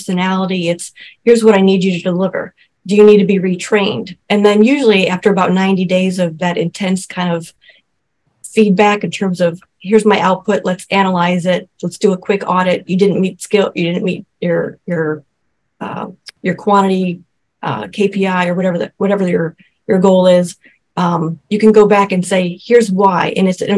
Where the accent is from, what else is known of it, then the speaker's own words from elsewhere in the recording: Cleveland, Ohio, United States; now in Cincinnati, United States; I was born and raised in Cleveland